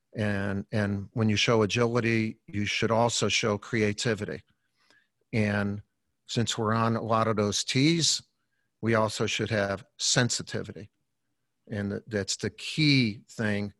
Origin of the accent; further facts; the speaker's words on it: Chicago, Illinois, United States; growing up in Chicago, we lived on a in, in a Columbus Park uh, uh schoolyard